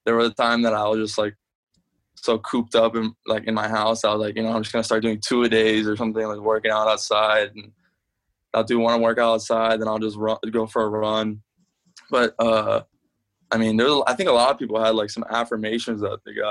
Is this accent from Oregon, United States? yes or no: no; South Florida, United States; moved away; when I go back home, I'm from South Florida